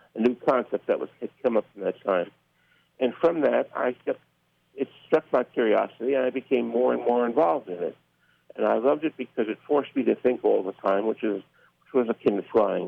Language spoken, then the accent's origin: English; Newark, New Jersey, United States; moved away as an adult; I grew up in Newark, New Jersey